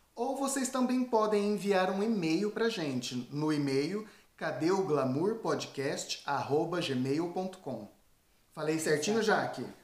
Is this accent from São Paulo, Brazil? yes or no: yes; Tupã, São Paulo, Brazil; moved away as an adult; now in France; eu sou do interior de São Paulo